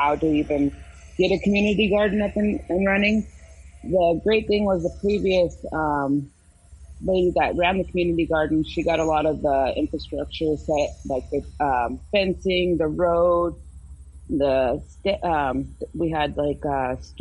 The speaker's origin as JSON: {"language": "English", "town": "Hoopa", "region": "California", "country": "United States", "said": "I'm from the Hoopa Valley Tribe in Hoopa, California"}